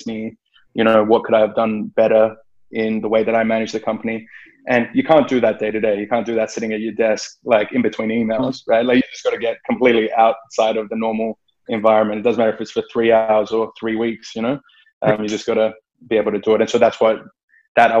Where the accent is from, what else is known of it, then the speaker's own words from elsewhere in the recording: Australia; growing up in Australia